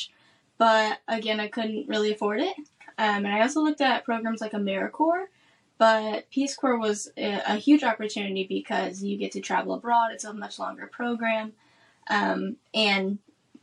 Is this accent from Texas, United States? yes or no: no; Omaha, Nebraska, United States; moved away as an adult; also born or lived in Washington, D.C. / Madagascar; I'm from Omaha, Nebraska